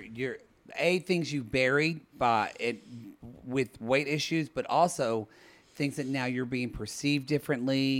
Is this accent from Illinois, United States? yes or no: no; Oklahoma, United States; I'm from Oklahoma.